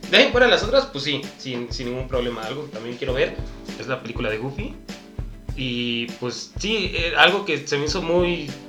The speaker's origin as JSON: {"language": "Spanish", "country": "Mexico", "said": "me representa a mí como mexicano"}